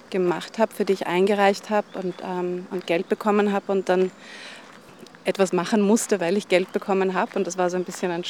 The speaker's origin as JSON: {"language": "German", "region": "Vienna", "country": "Austria", "said": "Also, ich komme eben aus Wien und wir haben gerade darüber gesprochen, wie imperial und wie schön Wien ist."}